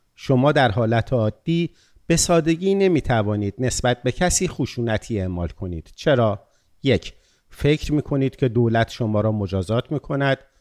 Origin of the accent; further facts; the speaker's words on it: Iran; ما ایرانی ها